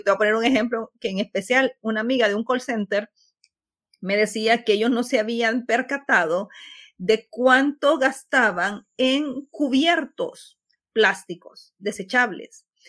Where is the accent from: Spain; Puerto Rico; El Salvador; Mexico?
El Salvador